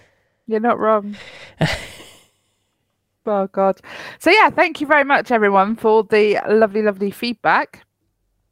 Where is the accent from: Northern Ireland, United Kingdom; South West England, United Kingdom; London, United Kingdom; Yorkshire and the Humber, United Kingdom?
South West England, United Kingdom; Cornwall; I'm from Cornwall. I'm technically Cornish. I was born there